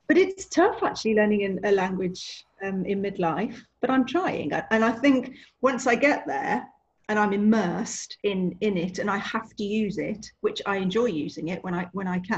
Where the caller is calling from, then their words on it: Leamington Spa, West Midlands, United Kingdom; I'm in Leamington Spa in Warwickshire um, at the moment.